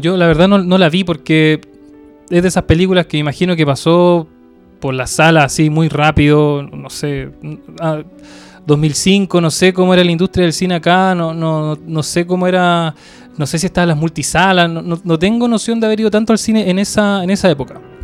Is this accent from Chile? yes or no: yes; Valparaíso, Chile; soy de Valparaíso